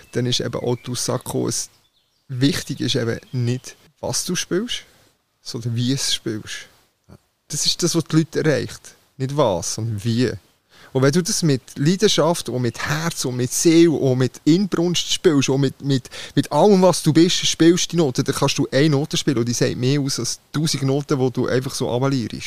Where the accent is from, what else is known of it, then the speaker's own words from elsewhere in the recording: Switzerland; ich komme aus der Schweiz